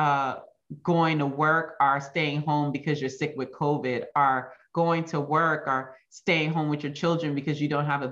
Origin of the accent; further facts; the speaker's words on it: United States; there are some characteristics about being an American that don't always serve us well